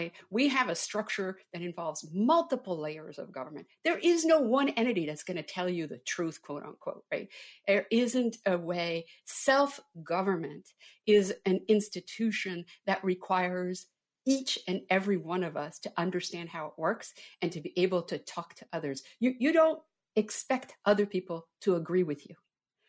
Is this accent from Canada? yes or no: yes; Canada; now in United States; I'm an immigrant. I came from Canada. I wanted to come here since I was a little girl.